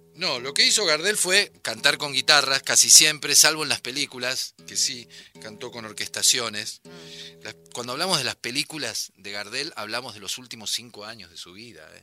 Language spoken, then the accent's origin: Spanish; Buenos Aires Province, Argentina; nací en la ciudad de Buenos Aires. Me crié en el conurbano.